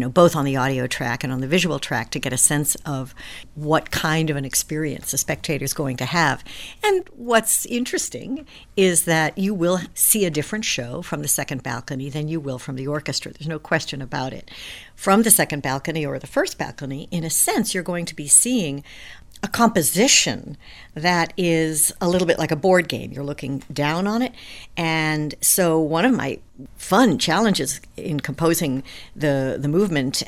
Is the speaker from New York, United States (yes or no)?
yes; New York, United States; I'm a New Yorker